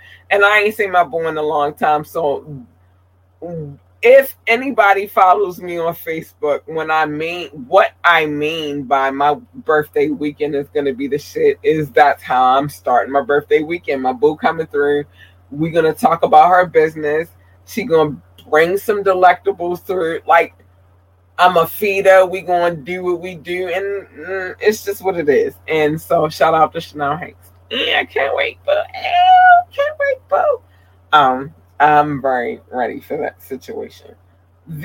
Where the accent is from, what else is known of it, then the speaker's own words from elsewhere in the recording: Baltimore, Maryland, United States; moved away; I wanted to do something that reflected when I came from Baltimore, and now I'm about to turn 42, and I've been here ever since.